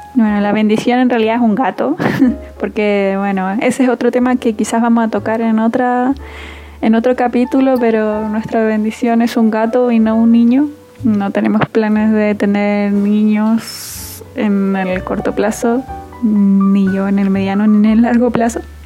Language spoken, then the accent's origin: Spanish; Antofagasta, Chile; now in Santiago, Chile; yo soy de Antofagasta, pero ahora estoy viviendo en Santiago